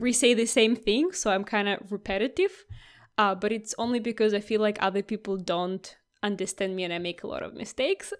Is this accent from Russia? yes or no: yes; Russia; English is a second language; now in Australia; I was never called Russian from the first go.